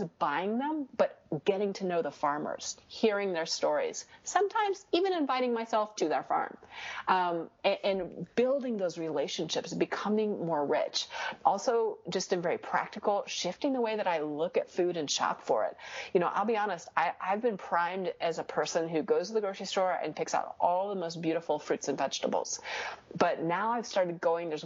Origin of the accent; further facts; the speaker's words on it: United States; I'm an American